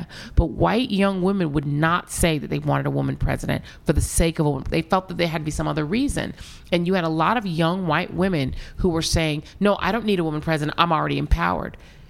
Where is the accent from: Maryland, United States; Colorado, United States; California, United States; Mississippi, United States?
Colorado, United States; Denver; moved away as an adult; also born or lived in New York; growing up in Denver, Colorado, where you really drive everywhere.